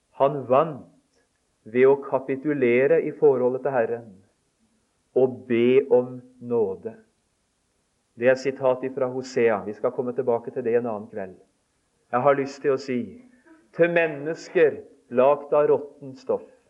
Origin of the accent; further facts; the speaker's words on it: Telemark, Norway; moved away; hjemme i Telemark